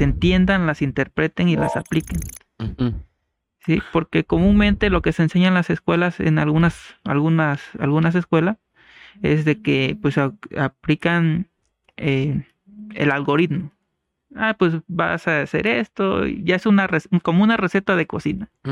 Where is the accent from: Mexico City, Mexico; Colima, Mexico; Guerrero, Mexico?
Guerrero, Mexico; San Jerónimo de Juárez; now in Chilpancingo, Mexico; yo soy originario de San Jerónimo de Juárez Guerrero, allá en la Costa Grande